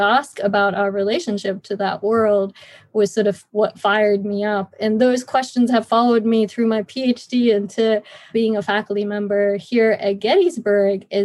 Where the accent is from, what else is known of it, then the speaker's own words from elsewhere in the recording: India; moved away as an adult; also born or lived in United States; I grew up in India.